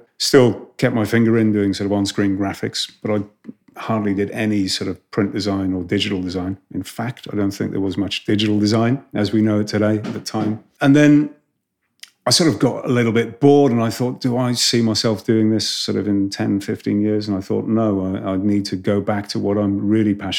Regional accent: Wales, United Kingdom; also born or lived in Reading / Amsterdam; as a Welshman

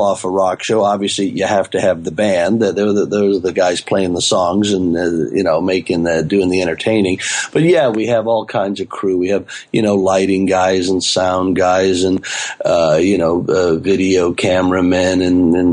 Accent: Dallas, Texas, United States; I grew up in Dallas, outside of Dallas, Texas, southeast Dallas, actually.

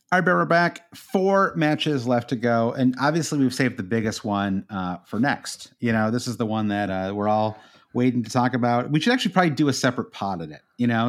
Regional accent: United States; as an American

